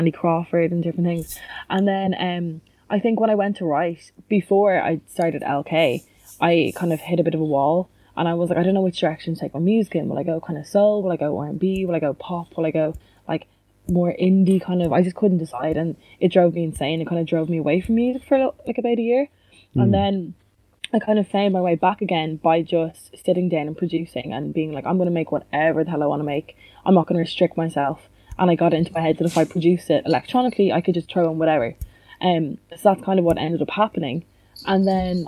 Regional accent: Dublin, Leinster, Ireland; I'm from Dublin and I'm 25.

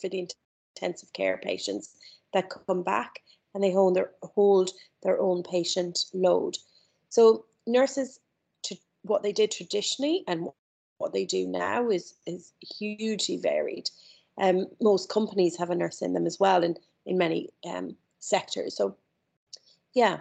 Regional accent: Ireland; moved away as an adult; also born or lived in London; I grew up in Ireland, grew up in a very small town

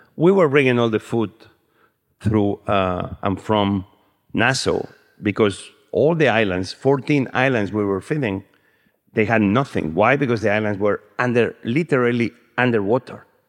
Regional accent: Spain; I'm from Spain and I was cooking the way we cook black beans in Spain

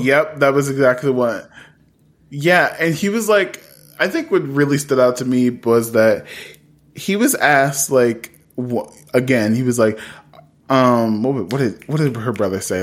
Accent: Columbus, Ohio, United States; I'm from Columbus, Ohio

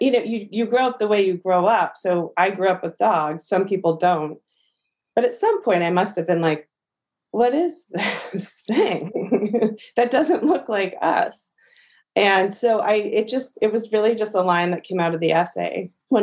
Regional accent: New York City, New York, United States; also born or lived in Miami / Los Angeles; I moved when I was 18 months old to Brooklyn with my parents

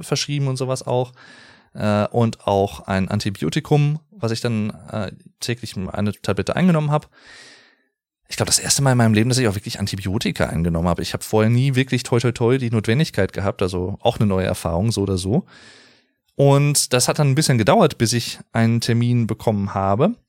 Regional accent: Germany; hier in meiner Heimatstadt

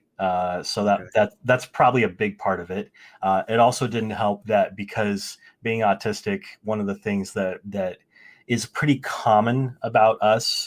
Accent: just outside Sacramento, Northern California, United States; moved away as an adult; also born or lived in Ohio / Alabama / Leeds, England; my dad and got a job out in California, Northern California, just outside Sacramento, with a major company. And so we relocated out to California

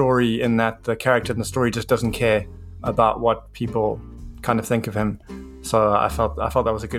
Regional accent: South Africa; now in New Zealand; I'm from Africa originally

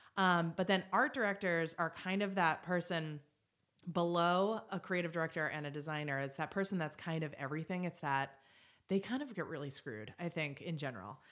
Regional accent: Boston, Massachusetts, United States; moved away as an adult; also born or lived in upstate New York; I was from Boston

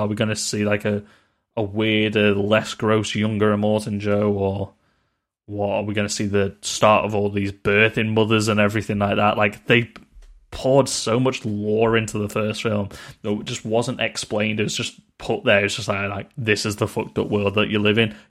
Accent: United Kingdom; We're British

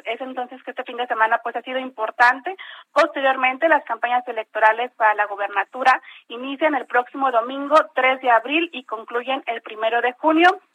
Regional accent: Torreón, Coahuila, Mexico; Yo soy de Torreón, pero estamos aquí con ah, como saben, en la comarca lagunera

